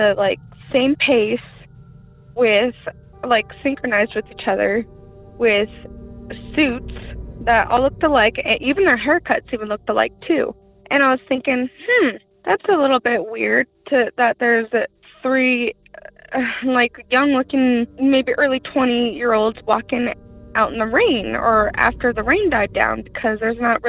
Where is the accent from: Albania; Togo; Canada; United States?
United States; Rock Springs, Wyoming; also born or lived in Washington; I'm from Rock Springs, Wyoming